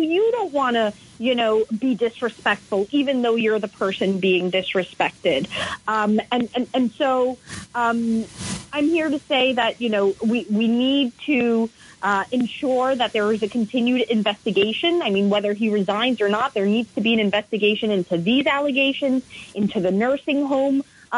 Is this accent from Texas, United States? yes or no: no; New York, United States; I've been feeling really embarrassed as a New Yorker